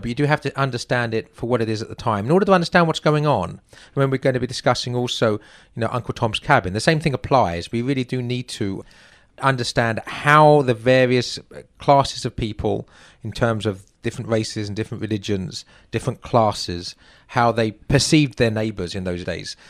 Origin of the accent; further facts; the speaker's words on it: England, United Kingdom; moved away as an adult; now in United States; I'm not an American. I'm an Englishman who, oh, I'm now a U S citizen, in fact, so I suppose I am an American.